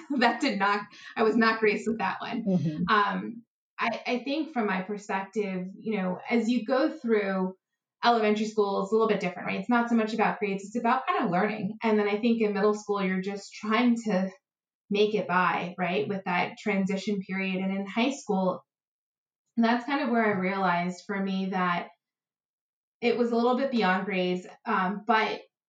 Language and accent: English; United States; I'm American